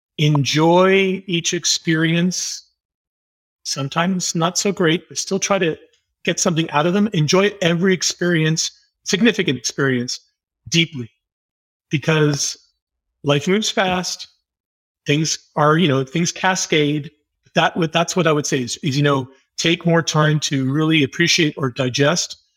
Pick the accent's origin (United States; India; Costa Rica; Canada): Canada; Montreal, Quebec; now in Toronto, Canada; I'm an English Canadian, born in the great city of Montreal